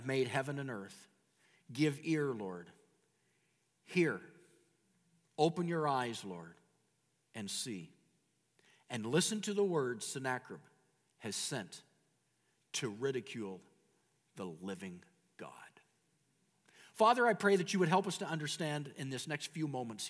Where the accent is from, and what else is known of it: Canada